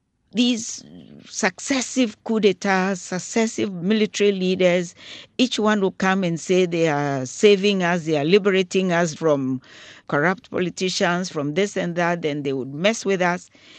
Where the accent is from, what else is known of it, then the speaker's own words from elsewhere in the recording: Ghana; as a Ghanaian